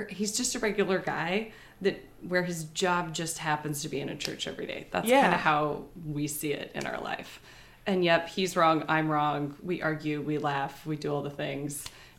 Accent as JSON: {"language": "English", "town": "Cedar Rapids", "region": "Iowa", "country": "United States", "tie": "born or raised there", "moved": "as an adult", "lives_now": "Morrison, United States", "said": "Church in Morrison, Illinois. It's a little community where I moved to once we got married. I grew up in Cedar Rapids and then went to school at University of Iowa."}